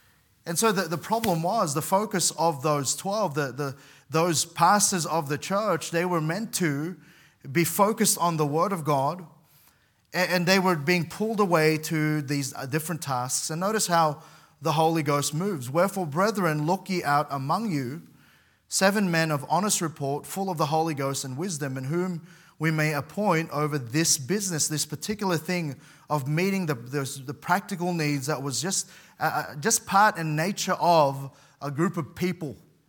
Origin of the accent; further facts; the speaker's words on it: Sydney, New South Wales, Australia; part of the church that I grew up in particularly in Sydney